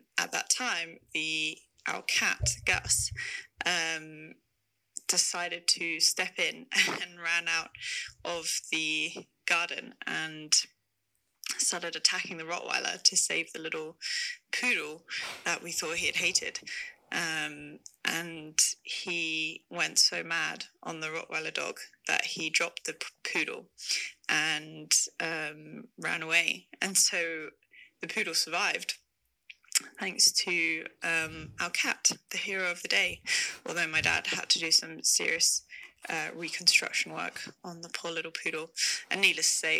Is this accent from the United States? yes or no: no; South Africa; when we were growing up in South Africa